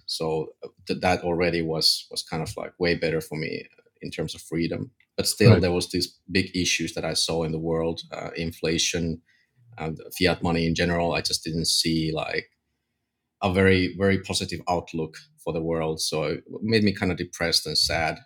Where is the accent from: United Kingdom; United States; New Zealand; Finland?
Finland; I'm from Finland